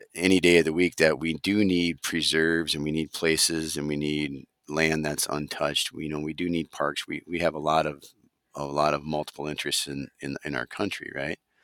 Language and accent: English; Delano, Minnesota, United States; we grew up on a small small beef operation in uh, Wright County uh, near Delano, Minnesota. That's my hometown